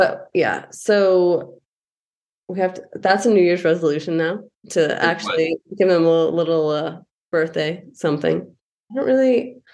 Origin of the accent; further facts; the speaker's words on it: California, United States; moved away; I'm still a Californian.